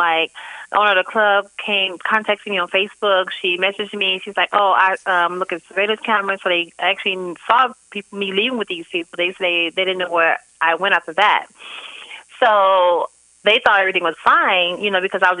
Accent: St. Louis, Missouri, United States; moved away; St. Louis, my hometown

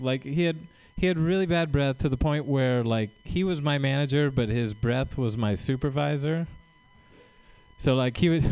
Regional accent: Tracy, California, United States; I'm from uh, the Central Valley. I'm from Tracy

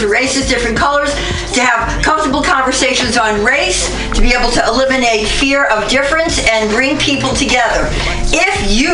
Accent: New York City, New York, United States; now in San Francisco Bay Area, United States; I've been here for over 35 years. I'm from the Bronx, but I'm still from the Bronx

